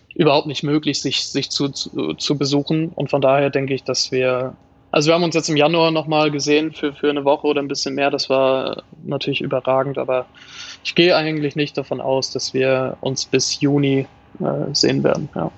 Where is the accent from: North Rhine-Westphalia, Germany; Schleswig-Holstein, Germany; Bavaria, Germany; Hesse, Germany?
Schleswig-Holstein, Germany; Kiel; als Kieler